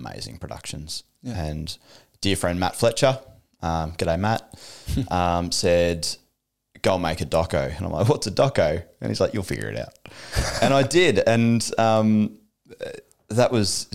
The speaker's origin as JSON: {"language": "English", "town": "Geelong", "region": "Victoria", "country": "Australia", "tie": "born or raised there", "also_born_or_lived": "Batesford / Vanuatu", "said": "I grew up in Geelong, Geelong kid, born and bred"}